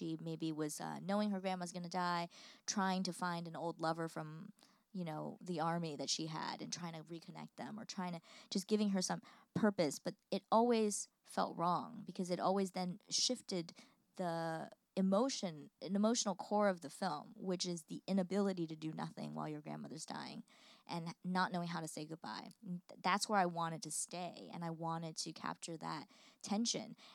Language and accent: English; United States; as an American who lives here